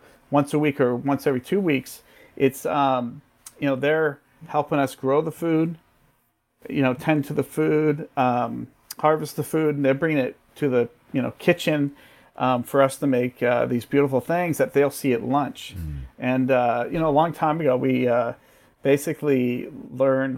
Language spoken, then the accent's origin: English; Bay Area, California, United States; growing up in California, that's pretty, you know, especially in the Bay Area, it's second language, right? You grow up with it